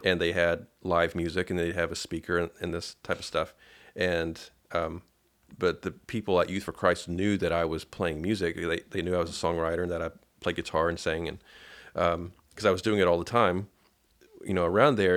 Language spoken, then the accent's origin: English; Paducah, Kentucky, United States; I'm from Padu-, Paducah, Kentucky